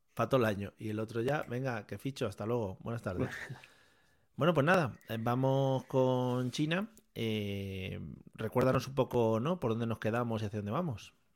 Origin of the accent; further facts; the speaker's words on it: Spain; Somos los auténticos españoles